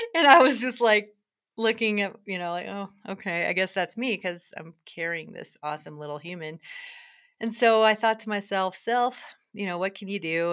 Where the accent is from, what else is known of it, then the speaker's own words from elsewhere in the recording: Durango, Colorado, United States; I'm in Durango, Colorado, which is sort of exciting 'cause it's my hometown